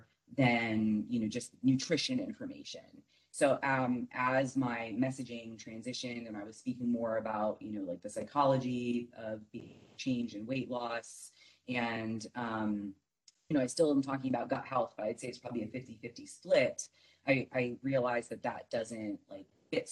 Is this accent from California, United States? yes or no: no; Michigan, United States; now in Arizona, United States; I grew up in Michigan